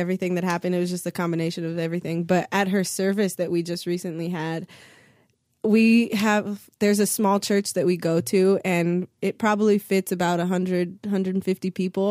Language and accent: English; Santa Monica, California, United States; I went to Santa Monica High School, I went to John Adams Middle School, I went to John Muir Elementary School